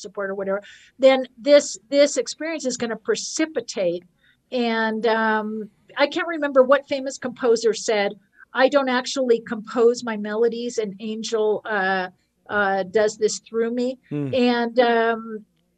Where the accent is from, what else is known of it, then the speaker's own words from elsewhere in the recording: Marin County, California, United States; I grew up in Marin County